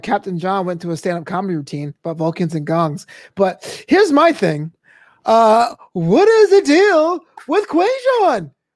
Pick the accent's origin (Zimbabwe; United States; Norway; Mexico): United States; I'm an American